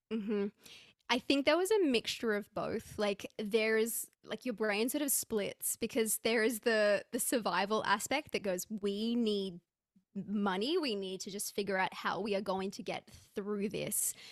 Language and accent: English; Australia; I'm, I'm an Aussie